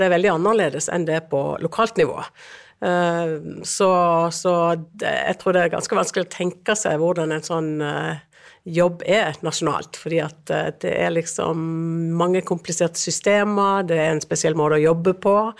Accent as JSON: {"language": "Norwegian", "town": "Lyngdal", "region": "Agder", "country": "Norway", "said": "Jeg kommer fra Agder, en kommune som heter Lyngdal"}